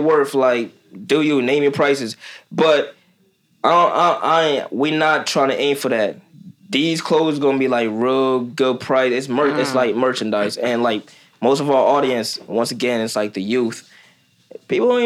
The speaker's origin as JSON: {"language": "English", "region": "Delaware", "country": "United States", "also_born_or_lived": "Kenya", "said": "I'm from Delaware."}